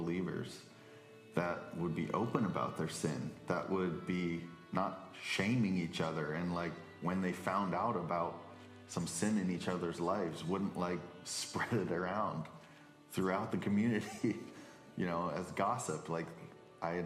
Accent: South Georgia, United States; now in Alaska, United States; I grew up in South Georgia

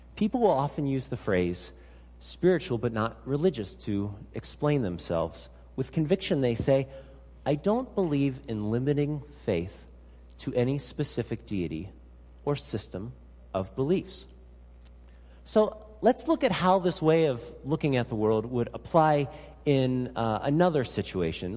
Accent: Pennsylvania, United States; also born or lived in Salem, Oregon; now in Alaska, United States; grew up in Pennsylvania

